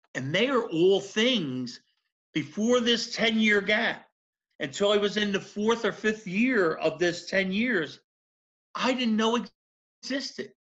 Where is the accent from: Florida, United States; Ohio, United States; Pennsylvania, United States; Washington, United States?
Pennsylvania, United States; Philadelphia; specifically South Philly. So that's where my Southern comes from